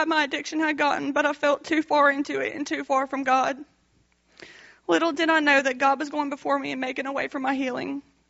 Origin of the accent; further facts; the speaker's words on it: Youngsville, Louisiana, United States; I'm 26 years old. I'm from Youngsville, Louisiana, and I'm the youngest of three girls.